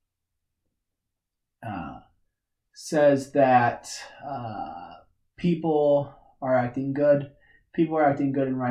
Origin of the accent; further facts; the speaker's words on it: Kansas, United States; accent: twang; sometimes I have a little bit of a twang, and it's because I'm from Kansas